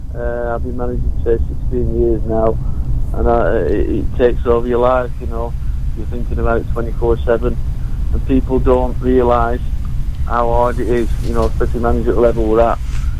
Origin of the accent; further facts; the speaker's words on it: Preston, North West England, United Kingdom; moved away; I was lucky enough to play for my hometown club in Preston North End.